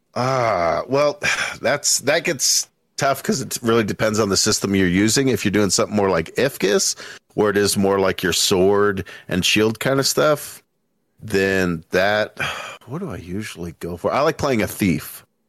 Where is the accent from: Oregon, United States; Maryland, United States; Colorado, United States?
Colorado, United States; Littleton; also born or lived in Denver, Colorado; I was born in Denver, Colorado, raised in, uh, Littleton, Colorado